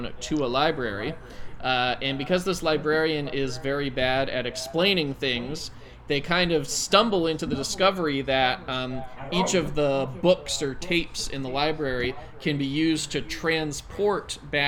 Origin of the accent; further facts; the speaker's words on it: United States; as an American